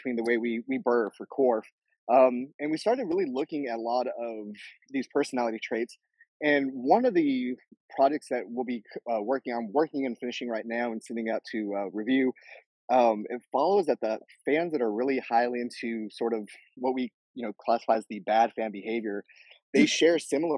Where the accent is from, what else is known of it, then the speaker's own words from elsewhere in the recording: New Mexico, United States; moved away as an adult; also born or lived in Lubbock, Texas / Alabama; now in Austin, Texas, United States; I'm kind of from all over. I lived in grew up in New Mexico